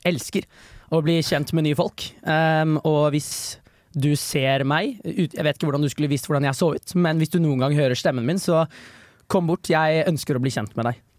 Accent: Bærum, Viken, Norway; jeg er født i 2003, og jeg er rett utafor Oslo, er det jeg liker å si. Men uh, dessverre er jeg fra Bærum

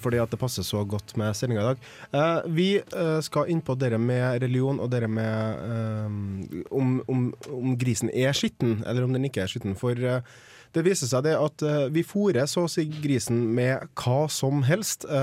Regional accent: Trøndelag, Norway; jeg er jo trønder

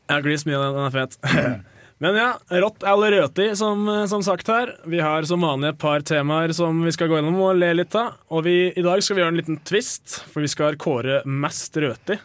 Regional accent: Toten, Innlandet, Norway; Jeg er fra Toten

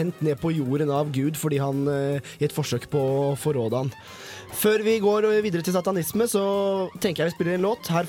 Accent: Alta, Finnmark, Norway; moved away as an adult; now in Trondheim, Norway; jeg kommer fra Alta.

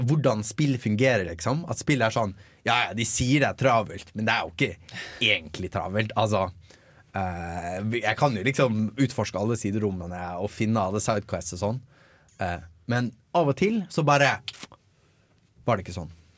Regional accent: Bergen, Vestland, Norway; Jeg er fra Bergen

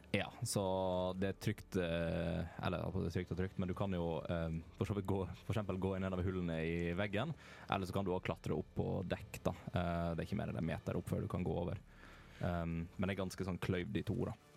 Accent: Western Norway, Norway; jeg er fra Vestlandet, vi har andre ord på ting

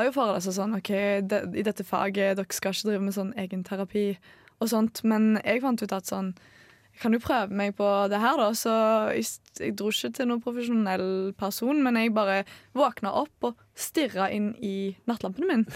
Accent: Stavanger, Rogaland, Norway; accent: Stavanger dialect; 21 år fra Stavanger. Så da må dere høre på dialekten min

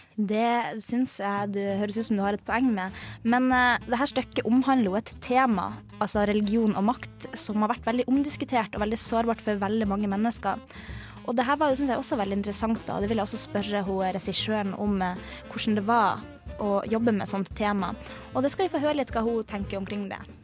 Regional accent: Harstad, Troms, Norway; now in Trondheim, Norway; min hjemby Harstad

